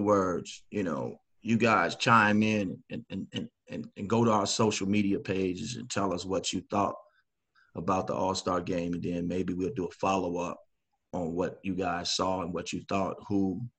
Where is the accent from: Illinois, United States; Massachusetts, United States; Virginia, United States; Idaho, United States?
Illinois, United States; Chicago; Chicago when I was growing up